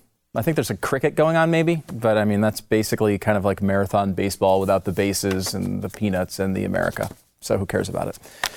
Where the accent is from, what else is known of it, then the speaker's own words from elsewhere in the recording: New York, United States; born there; and you know, I was born in New York, but not in the city. And so, you know, I've spent a lot of time in upstate and in the suburbs of New York.